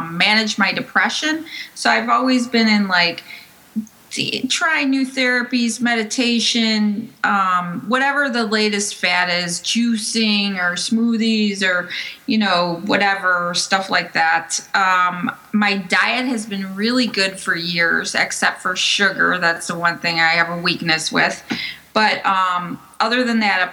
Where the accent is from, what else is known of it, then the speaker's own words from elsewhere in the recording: Chicago, Illinois, United States; moved away as an adult; also born or lived in Brooklyn; now in New Jersey, United States; I'm originally from Chicago